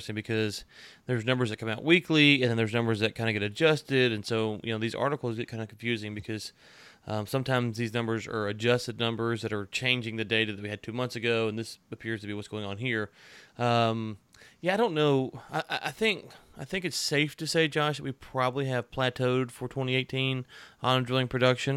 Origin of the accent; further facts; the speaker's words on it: Louisiana, United States; my hometown in Louisiana